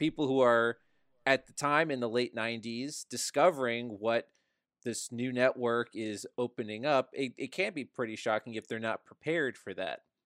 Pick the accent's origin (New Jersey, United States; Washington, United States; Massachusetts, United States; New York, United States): New Jersey, United States; we grew up in New Jersey